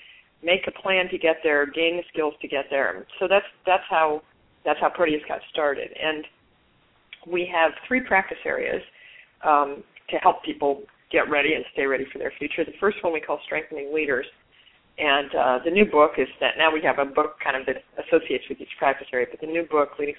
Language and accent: English; Omaha, Nebraska, United States; I was born in Omaha